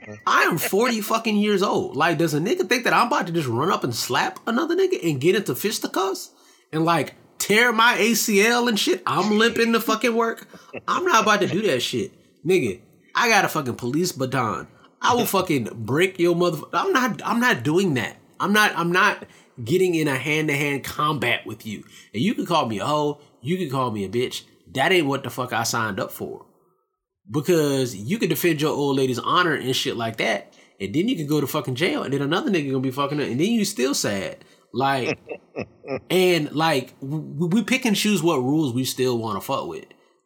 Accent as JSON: {"language": "English", "town": "Nashville", "region": "Tennessee", "country": "United States", "said": "I don't know the cardinal directions in Tennessee and how that means anything. I'm from West Nashville or whatever it is."}